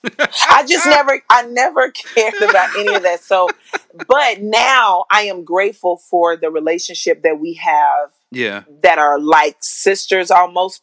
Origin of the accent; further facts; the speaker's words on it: California City, California, United States; also born or lived in Arkansas; I grew up in the Mojave Desert right outside of Edwards Air Force Base in California City.